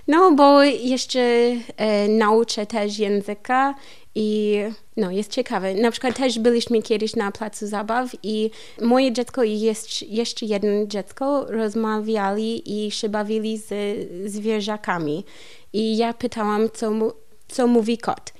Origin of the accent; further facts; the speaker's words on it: Columbia, Missouri, United States; Polish is a second language; moved away as an adult; also born or lived in California / Masuria, Poland; now in Wrocław, Poland; U nas w Kolumbii są lasy trochę